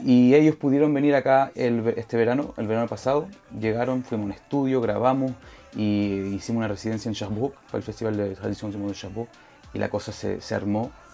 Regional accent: Montreal, Quebec, Canada; also born or lived in Chile; entonces creciendo en eso, aquí en Montreal eh, fue lo, fue lo que uno creció en eso

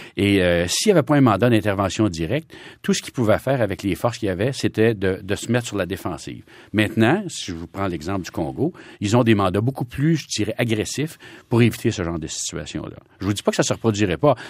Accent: Trois-Rivières, Quebec, Canada; moved away as an adult; also born or lived in Ottawa; ma ville natale, Trois-Rivières

